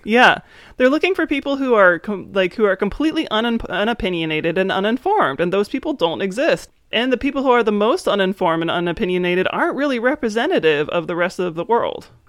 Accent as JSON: {"language": "English", "region": "East Coast", "country": "United States", "tie": "born or raised there", "moved": "yes", "said": "I grew up on the East Coast"}